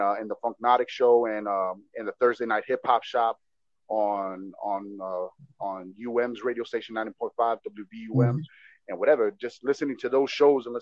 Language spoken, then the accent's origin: English; Miami, Florida, United States; also born or lived in Texas / Kendall; I was raised in Little Havana till I was 17. Okay. I grew up in Little Havana. I was born in Texas, moved over here when I was 8 months old